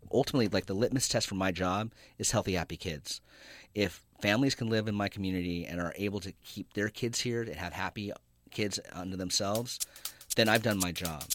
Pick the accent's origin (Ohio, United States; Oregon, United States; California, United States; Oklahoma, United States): California, United States; Santa Cruz; moved away as an adult; also born or lived in Vietnam / Saudi Arabia; I grew up in Santa Cruz. Um, I actually was born in, in Vietnam and spent some time in Saudi Arabia